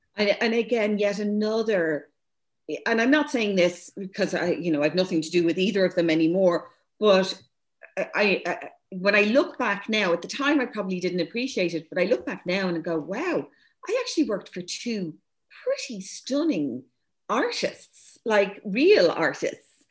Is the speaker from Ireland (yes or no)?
yes; Dublin, Leinster, Ireland; me growing up as mixed race in St. Louis and Rathmines, I was the only non fully white uh, schoolgirl in the whole school